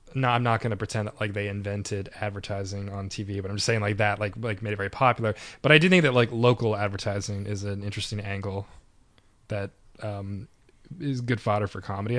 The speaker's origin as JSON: {"language": "English", "country": "Canada", "said": "we're from Canada"}